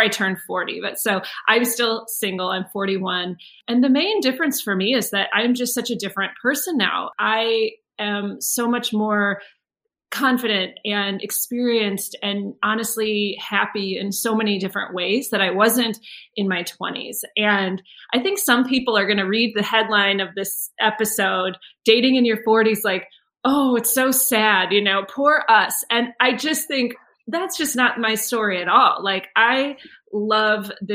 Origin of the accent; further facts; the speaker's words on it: United States; I'm from the United States